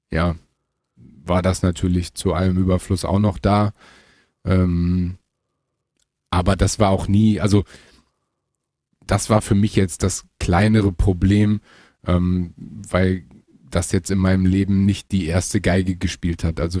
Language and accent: German; Münster, North Rhine-Westphalia, Germany; ich komme ja selber aus Münster, ähm, was so circa 35, 40 Minuten von Gelsenkirchen entfernt ist.